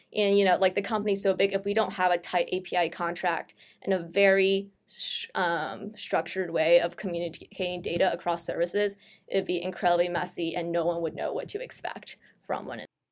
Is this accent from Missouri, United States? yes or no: yes; St. Louis, Missouri, United States; I'm from Saint Louis